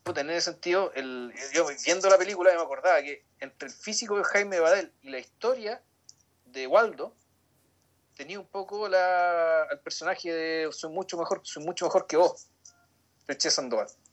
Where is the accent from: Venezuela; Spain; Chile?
Chile; los chilenos no tenemos